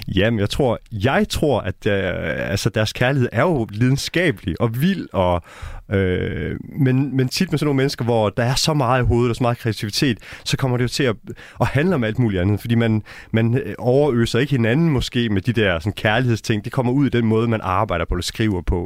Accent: North Jutland, North Denmark Region, Denmark; moved away; jeg er opvokset i Brost øh, i Nordjylland

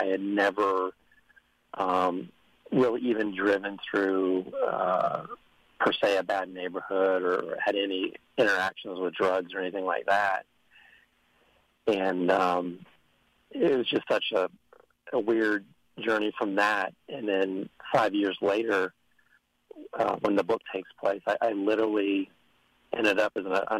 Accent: Midwest, United States; also born or lived in St. Louis / Kansas City; I've actually grown up all over the Midwest. I'm an Air Force brat. My dad was in the Air Force.

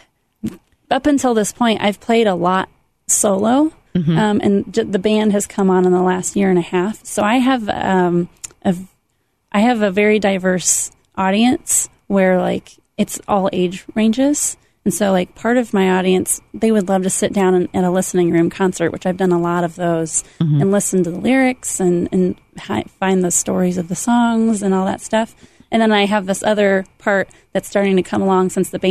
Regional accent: Goshen, Indiana, United States; born or raised there

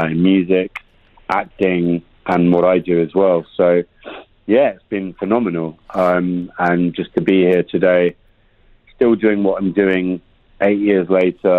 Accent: London, United Kingdom; moved away as an adult; also born or lived in New York; I was born in London, West London boy

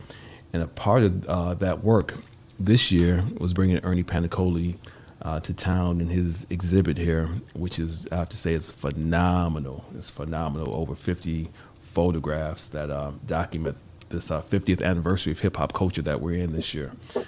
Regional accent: Detroit, Michigan, United States; I was born and raised in Detroit, of course.

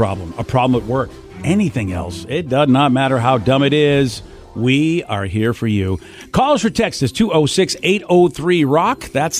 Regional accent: Boston, Massachusetts, United States; accent: Boston; now in Washington, United States; I love my Boston accent

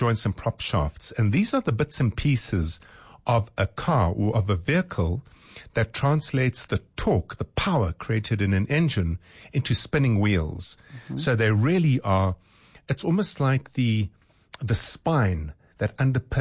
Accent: South Africa; as a retailer, as a South African

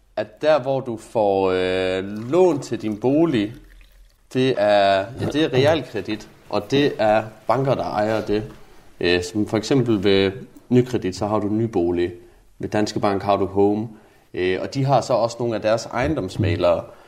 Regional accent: Jutland, Denmark; moved away; Nu kommer jeg jo fra Jylland

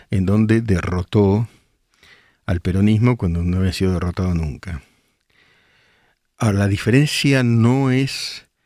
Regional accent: El Palomar, Buenos Aires Province, Argentina; now in Chicago, United States; Hace 10 años vivo en Chicago y acá la gente preocupada. Para mí es como vivir en Recoleta. Crecí en el Palomar. Yo soy el Palomar, Marina.

